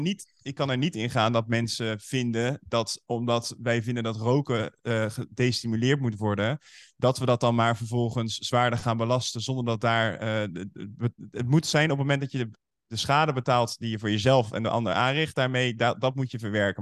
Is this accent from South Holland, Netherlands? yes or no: yes; Nieuwerkerk aan den IJssel, South Holland, Netherlands; Uit een plaatsje daar in de buurt Nieuwekerk aan de IJssel. En daar ben ik opgevoed